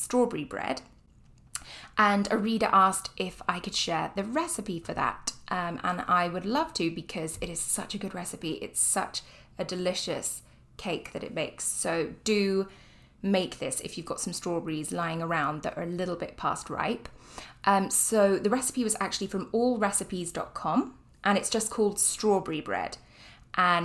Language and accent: English; United Kingdom; moved away; I am British